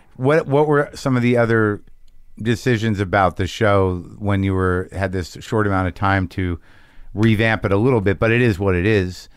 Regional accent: Albuquerque, New Mexico, United States; moved away; You spend time in my hometown now.

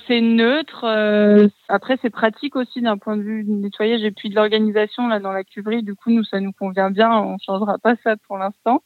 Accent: Bourg-en-Bresse, Auvergne-Rhône-Alpes, France; moved away; je suis originaire de Bourg-en-Bresse

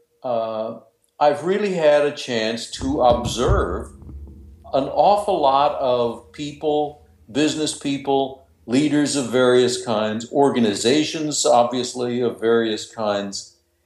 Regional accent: Vermillion, South Dakota, United States; moved away as an adult; also born or lived in New York; I was born and raised in South Dakota, Vermilion, South Dakota

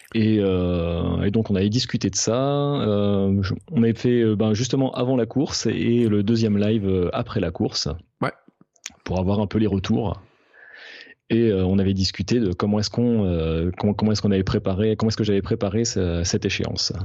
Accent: Alsace, Grand Est, France; je suis alsacien

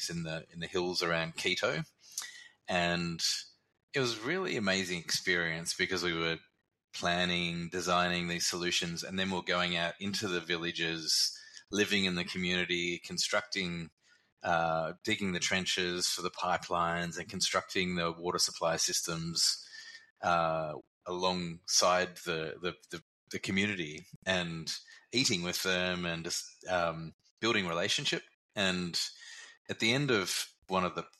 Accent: Melbourne, Victoria, Australia; now in Queensland, Australia; I grew up in Melbourne

